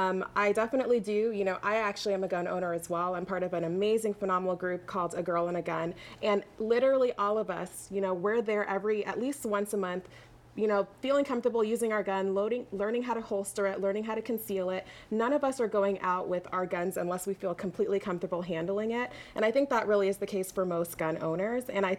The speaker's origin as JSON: {"language": "English", "area": "Broward County", "region": "Florida", "country": "United States", "tie": "born or raised there", "said": "I went to Broward County Public Schools"}